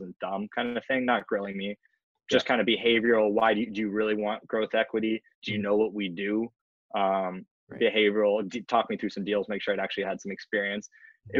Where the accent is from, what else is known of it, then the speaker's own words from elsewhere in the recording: California, United States; also born or lived in West Coast; now in New York, United States; I was born in California and assume I might go back out there eventually